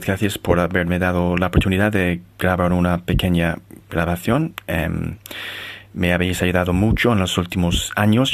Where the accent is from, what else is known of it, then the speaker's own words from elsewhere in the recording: Ireland; Spanish is a second language; soy de Irlanda, vivo em, en, una ciudad bastante pequeña en el sur de Irlanda